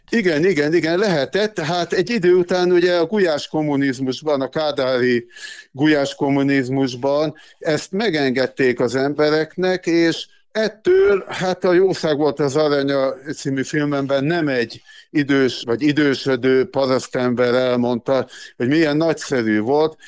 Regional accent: Gyöngyös, Heves, Hungary; moved away; also born or lived in Szabolcs-Szatmár-Bereg; Én gyöngyösi származású vagyok, Mátrai

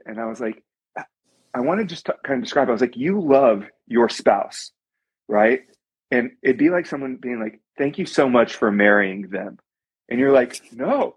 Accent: Coppell, Texas, United States; I was born and raised in Coppell, Texas.

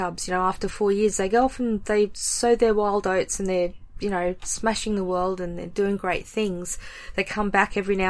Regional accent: Australia; being Australian

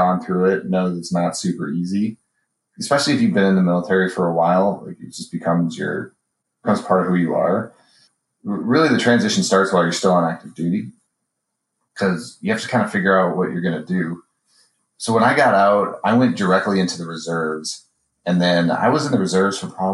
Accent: Minnesota, United States; moved away as an adult; also born or lived in Colorado Springs / Seattle area / Hickam; I grew up in Minnesota

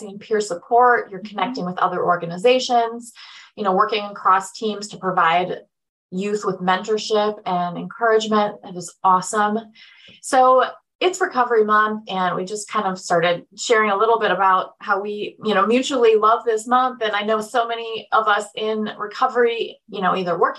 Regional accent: Eastern Tennessee, United States; I'm from Eastern Tennessee in the mountains

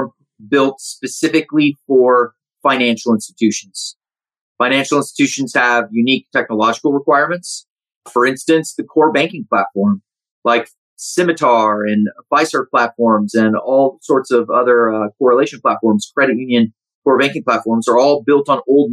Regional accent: Central Florida, United States; I grew up in Central Florida.

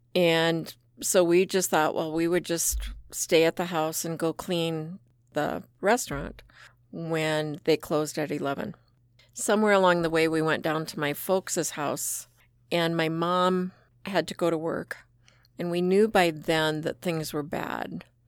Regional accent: Rapid City, South Dakota, United States; I was born and raised in Rapid City.

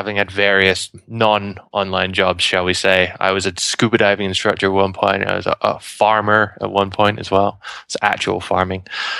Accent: United Kingdom; So I'm from the UK, despite my accent.

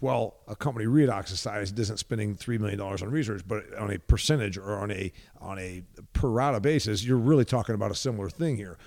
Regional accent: Huntington, Indiana, United States; I'm from a factory and farming town. It's, it's not small compared to some of the more desolate places that I get to. Huntington, Indiana is a county of about thirty-six thousand

